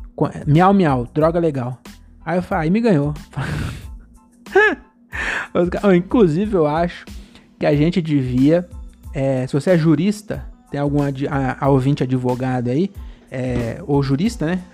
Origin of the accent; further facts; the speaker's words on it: Francisco Morato, São Paulo, Brazil; eu tenho trinta e dois anos, eu sou de Morato